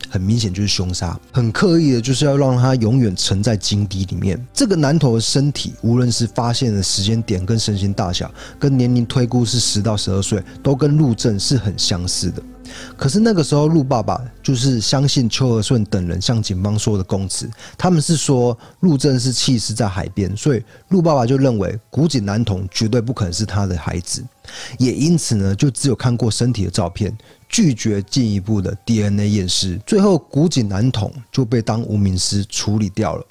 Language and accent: Chinese; southern Taiwan, Taiwan; 我是道地的南部人，但是我台语很烂